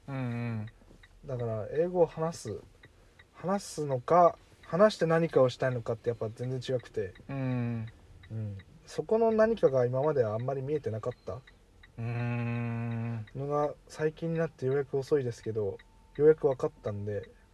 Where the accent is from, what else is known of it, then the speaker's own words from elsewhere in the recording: near Hiraizumi, Iwate, Japan; now in Utsunomiya, Japan; 僕の地元の方